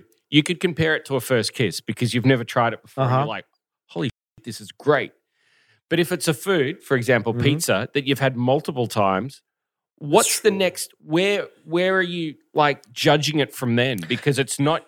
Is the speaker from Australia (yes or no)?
yes; Australia; now in South Korea; From Australia.